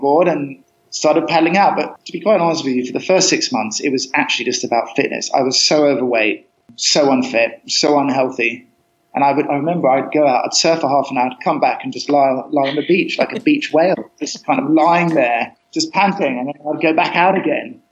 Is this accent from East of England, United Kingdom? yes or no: yes; Cambridge, East of England, United Kingdom; moved away as an adult; also born or lived in Costa Rica; I was brought up in Cambridge, so kind of landlocked